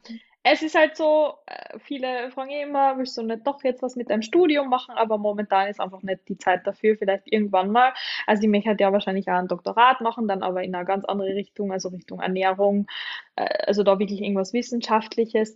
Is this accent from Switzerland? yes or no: no; Austria; bei uns in Österreich